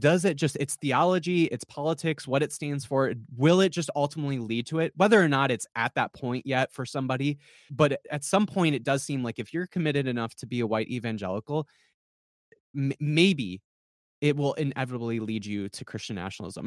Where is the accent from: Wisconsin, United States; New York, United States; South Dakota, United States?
South Dakota, United States; the people I grew up with in South Dakota